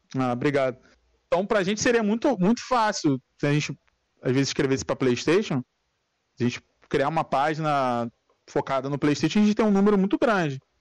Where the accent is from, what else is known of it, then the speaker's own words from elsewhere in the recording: São Gonçalo, Rio de Janeiro, Brazil; Sou, sou do Rio